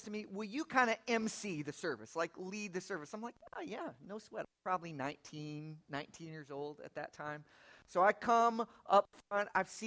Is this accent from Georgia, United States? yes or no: no; Lafayette, Indiana, United States; moved away as an adult; also born or lived in South Bend, Indiana; now in Atlanta, United States; I have some pretty deep Indiana roots. I was born in Lafayette, right off the campus of Purdue